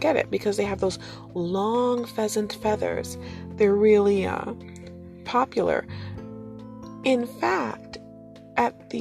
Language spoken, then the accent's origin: English; Detroit, Michigan, United States; my hometown